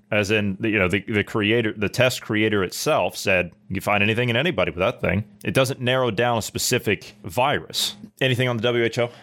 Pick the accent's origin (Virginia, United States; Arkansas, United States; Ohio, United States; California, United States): Ohio, United States; I come from Ohio